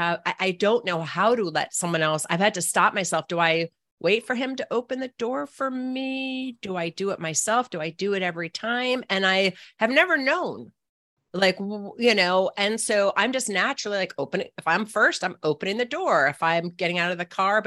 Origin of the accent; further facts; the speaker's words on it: Annapolis, Maryland, United States; it's my hometown